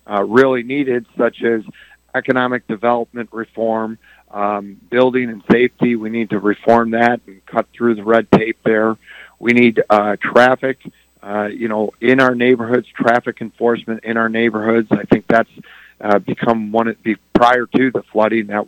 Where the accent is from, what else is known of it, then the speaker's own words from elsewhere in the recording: Dearborn, Michigan, United States; Well, I uh, I'm a lifelong Dearborn resident, like uh, many of our other candidates